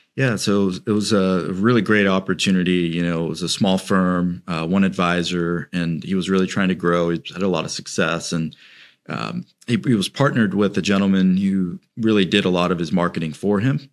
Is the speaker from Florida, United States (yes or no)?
yes; Celebration, Florida, United States; I grew up in Celebration, um, so kind of in, in the region of Orlando